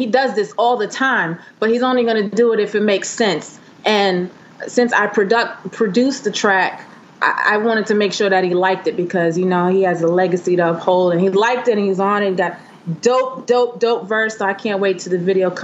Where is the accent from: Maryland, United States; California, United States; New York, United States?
New York, United States; New York City; moved away; also born or lived in Charlotte; I'm from Staten Island. So I was around … and the beginnings of all of that happening in New York and Staten Island in the early 90s.